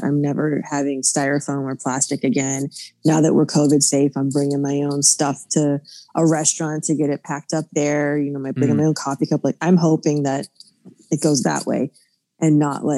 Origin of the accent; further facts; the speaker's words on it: Florida, United States; I'm from Florida